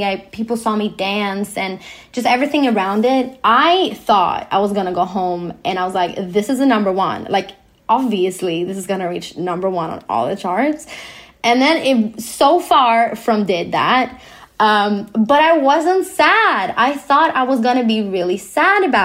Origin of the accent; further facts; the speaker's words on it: Sweden; I was born in Sweden, where we are quite equal